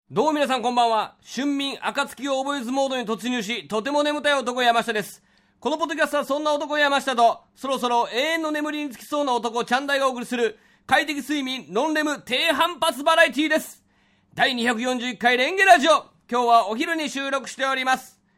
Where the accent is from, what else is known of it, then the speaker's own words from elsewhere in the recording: Yokohama, Kanagawa, Japan; 僕出身地聞かれたらはい、その横浜って答えるんで